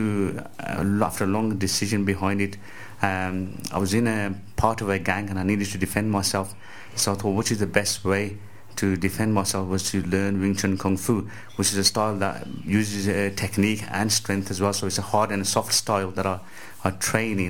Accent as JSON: {"language": "English", "town": "Walsall", "region": "West Midlands", "country": "United Kingdom", "said": "I'm from Walsall near Birmingham"}